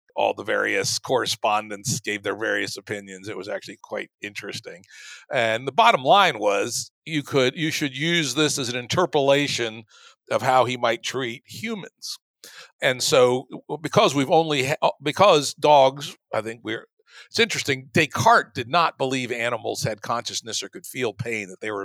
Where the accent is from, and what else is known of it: the South, Southern United States, United States; born or raised there; moved away as an adult; also born or lived in Bay Area